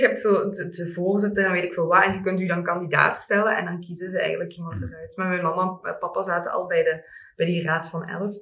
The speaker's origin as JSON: {"language": "Dutch", "area": "Limburg", "region": "Flanders", "country": "Belgium", "said": "bij ons in Limburg"}